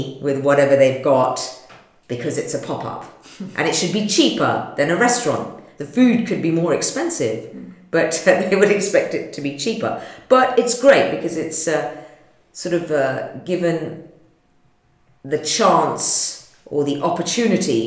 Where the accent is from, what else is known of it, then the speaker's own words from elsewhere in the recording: London, United Kingdom; I was born in London.